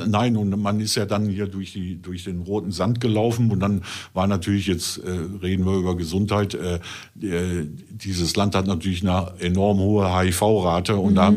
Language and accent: German; North Rhine-Westphalia, Germany; bei uns in NRW